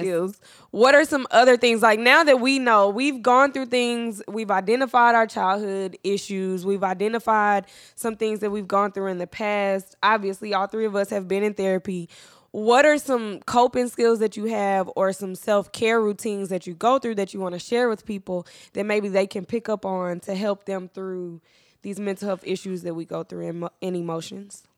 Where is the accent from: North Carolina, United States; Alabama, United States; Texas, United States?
Texas, United States; Dallas; I'm from Dallas